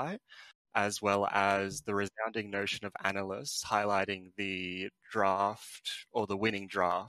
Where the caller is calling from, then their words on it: Sydney, New South Wales, Australia; Sydney, Australia.